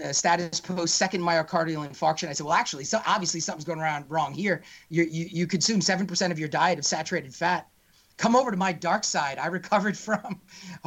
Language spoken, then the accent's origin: English; New York, United States; my home state of New York